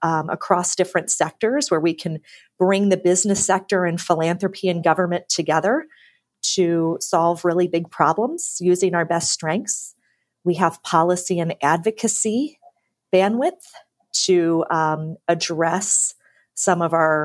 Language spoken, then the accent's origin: English; Cincinnati, Ohio, United States; I grew up in Cincinnati